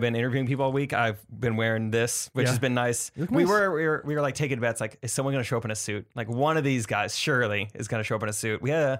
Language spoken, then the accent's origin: English; Missouri, United States; I'm from Missouri.